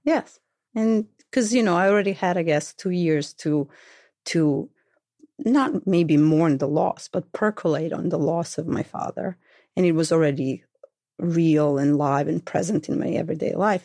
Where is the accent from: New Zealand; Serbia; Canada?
Serbia; Belgrade; accent: thick Belgrade; moved away; I am from Belgrade, the capital of Serbia, then Yugoslavia